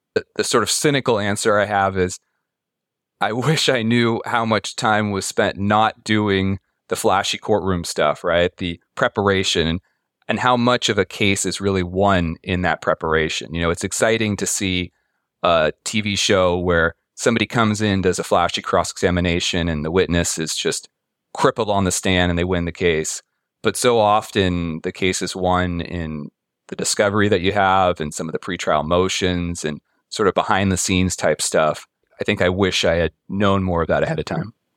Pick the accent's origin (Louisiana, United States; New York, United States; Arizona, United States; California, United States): California, United States; Pacifica; I grew up in Pacifica, which is on the coast, a little bit south of San Francisco